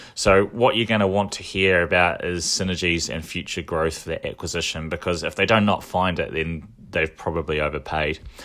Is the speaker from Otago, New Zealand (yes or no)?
yes; Dunedin, Otago, New Zealand; now in Auckland, New Zealand; when I was growing up in Dunedin